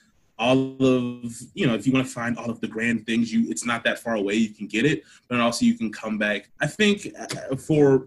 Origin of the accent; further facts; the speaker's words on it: Akron, Ohio, United States; also born or lived in Berea, Ohio; I'm from Akron, Ohio, which is where I'm quarantined at right now